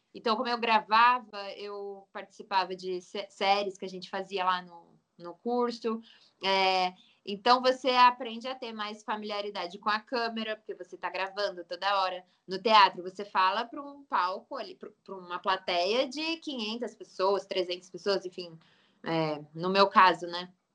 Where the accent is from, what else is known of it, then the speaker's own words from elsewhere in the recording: Pindamonhangaba, São Paulo, Brazil; also born or lived in Taubaté; Eu nasci em Taubaté, mas eu morei minha vida inteira quase em Pindamonhangaba, que fica uns 15 minutos de Taubaté, tudo ali Vale do Paraíba